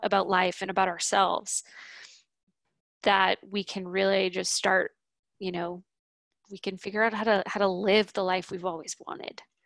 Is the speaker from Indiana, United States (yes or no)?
no; New Orleans, Louisiana, United States; now in Boise, United States; I grew up in New Orleans